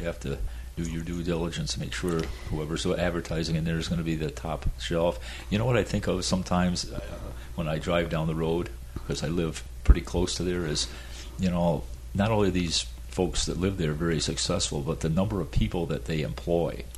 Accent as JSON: {"language": "English", "area": "Adirondack Mountains", "region": "upstate New York", "country": "United States", "tie": "born or raised there", "moved": "yes", "lives_now": "Florida, United States", "said": "I grew up in the Adirondack Mountains, oh. upstate New York"}